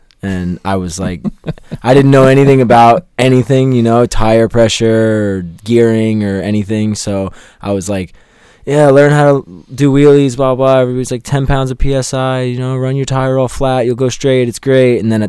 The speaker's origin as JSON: {"language": "English", "town": "Long Island", "region": "New York", "country": "United States", "lives_now": "Charlotte, United States", "said": "I am originally from Long Island, New York, but I reside in Charlotte, North Carolina."}